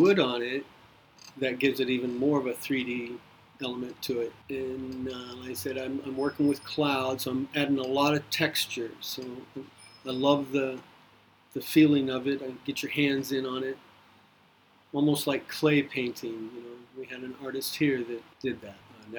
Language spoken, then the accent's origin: English; Nebraska, United States; Moved in and out of Nebraska. And I've stayed in Nebraska, so I'm pretty much from Nebraska.